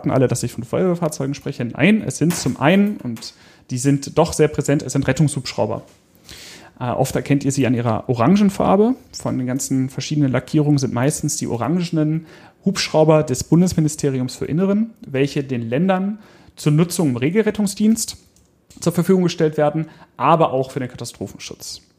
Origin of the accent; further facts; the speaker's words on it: Hanover, Lower Saxony, Germany; hier in meiner Heimatstadt Hannover